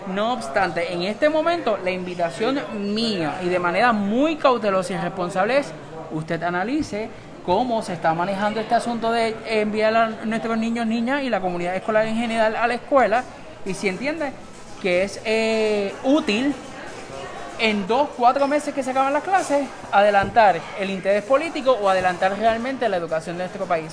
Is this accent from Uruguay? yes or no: no; Puerto Rico